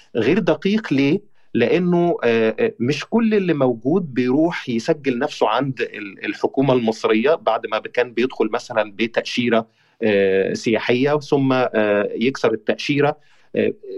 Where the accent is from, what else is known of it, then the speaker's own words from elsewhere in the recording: Egypt; انا كمواطن مصري